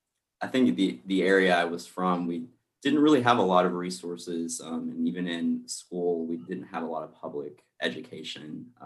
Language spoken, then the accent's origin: English; Southwest Virginia, United States; now in Richmond, United States; I am from Virginia, Southwest Virginia.